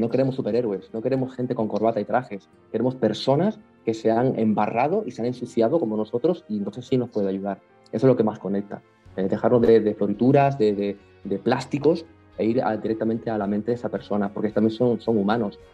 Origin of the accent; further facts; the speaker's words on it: Canary Islands, Spain; soy de Canarias